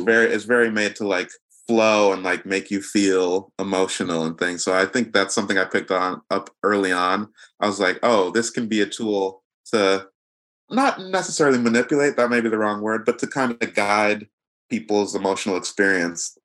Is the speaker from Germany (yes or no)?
no; Nigeria; I'm Nigerian